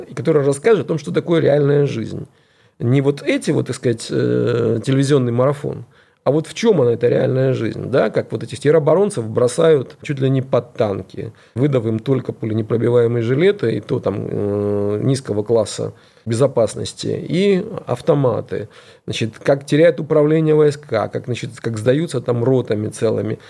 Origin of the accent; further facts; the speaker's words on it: Dnipro, Dnipropetrovsk Oblast, Ukraine; moved away; also born or lived in Kyiv; я сам родился и вырос в Днепропетровске, это областной центр на юго-востоке.